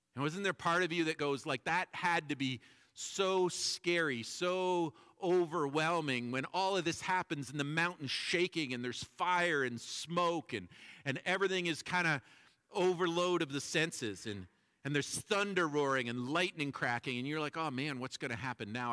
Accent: Toronto, Ontario, Canada; when I was growing up in Toronto

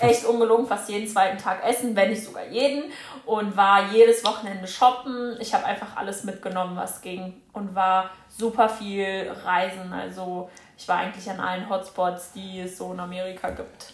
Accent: Germany; bei uns in Deutschland

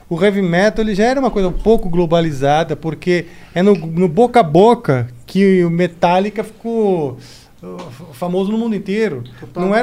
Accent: Brazil; nesse início nós chegamos como brasileiros, valorizando a nossa cultura, patriotas

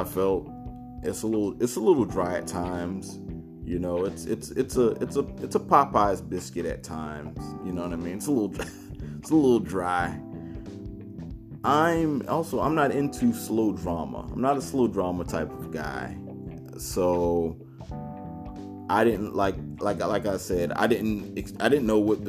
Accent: Savannah, Georgia, United States; moved away; being from Savannah in the era I grew up

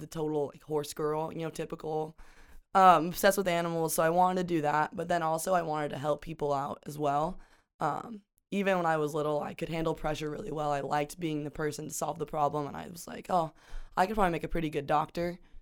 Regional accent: Pocatello, Idaho, United States; moved away as an adult; a small town in southern Idaho

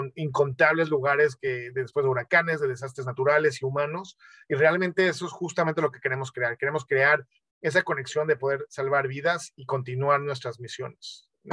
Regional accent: Mexico; soy médico mexicano

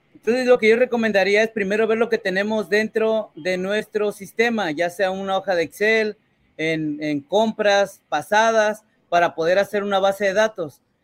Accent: Mexico; yo, como mexicano

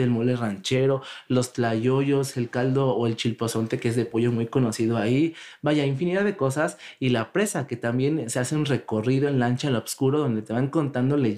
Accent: Tlatlauquitepec, Puebla, Mexico; yo soy de ahí. así que yo, defiendo a mi pueblo.

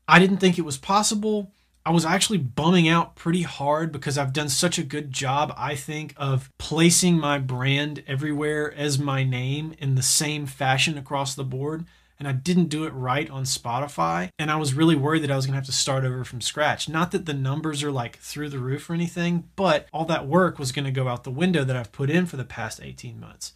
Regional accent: the South, United States; I'm from the South

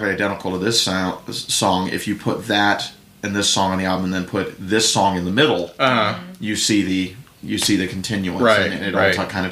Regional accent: the South, United States; even in my accent from time to time. I was raised in the South after all

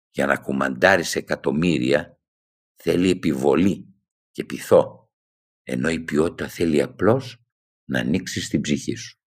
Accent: Thessaloniki, Central Macedonia, Greece; moved away as an adult; Η μία ήταν όταν έφυγα από τη Θεσσαλονίκη, από το πατρικό μου σπίτι ήμουν ένα παιδί που προχώραγε κανονικά.

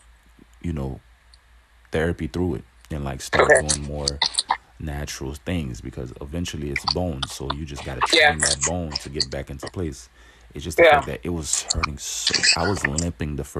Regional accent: Haiti; now in United States; I was raised in Haiti a little bit

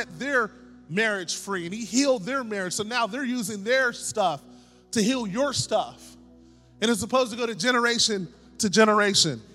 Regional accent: Pittsburgh, Pennsylvania, United States; I'm from Pittsburgh

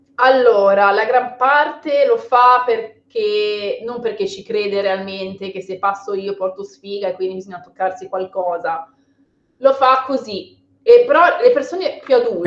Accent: Liguria, Italy; Sono ligure

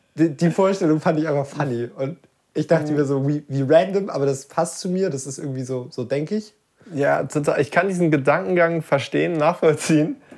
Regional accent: Lübeck, Schleswig-Holstein, Germany; moved away; Ich war nämlich in Lübeck und, ähm, also das ist meine Heimatstadt, da komme ich her.

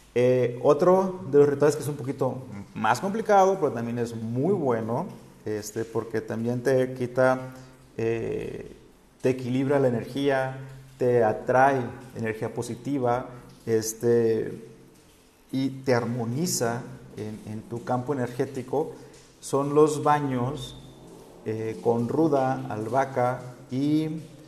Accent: Sinaloa, Mexico; now in Oaxaca, Mexico; yo como soy de Sinaloa no estoy acostumbrado a los temblores

